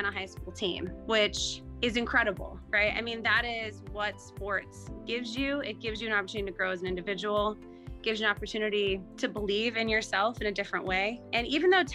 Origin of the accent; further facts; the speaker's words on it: Utah, United States; I grew up in Utah